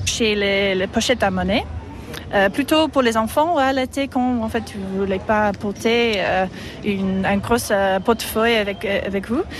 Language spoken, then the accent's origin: French; England, United Kingdom; French is a second language; moved away as an adult; also born or lived in Antibes, France; now in France; je suis anglaise